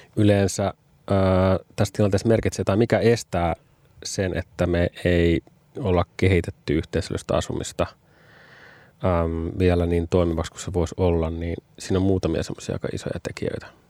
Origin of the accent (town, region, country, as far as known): Finland; moved away; also born or lived in Vantaa, Finland